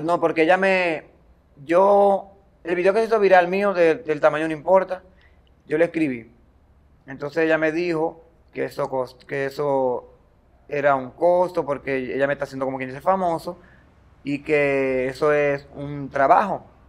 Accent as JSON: {"language": "Spanish", "town": "Baní", "region": "Peravia", "country": "Dominican Republic", "said": "soy de Baní, eh, una comunidad llamada Matagorda, ubicada en la provincia de Peravia"}